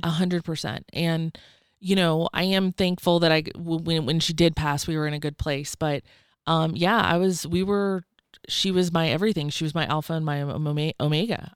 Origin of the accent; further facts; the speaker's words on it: Georgia, United States; also born or lived in Atlanta, Georgia; I'm from Georgia. I lived in Atlanta when I shared that story, but I'm actually from a tiny, tiny town of six hundred